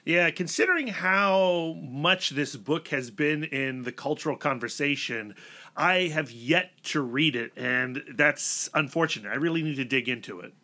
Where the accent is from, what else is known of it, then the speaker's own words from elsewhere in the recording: Northern Virginia, United States; we grew up in Northern Virginia